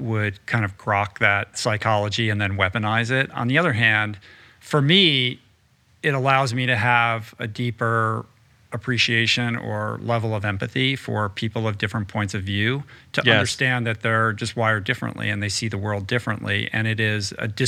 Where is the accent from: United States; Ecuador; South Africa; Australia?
United States; Washington, District of Columbia; I grew up in Washington, D.C.